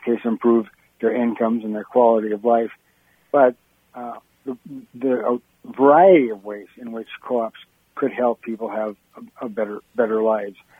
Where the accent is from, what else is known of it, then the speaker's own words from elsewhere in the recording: Wisconsin, United States; I'm from Wisconsin. I'm your, I'm your neighboring rival across the border.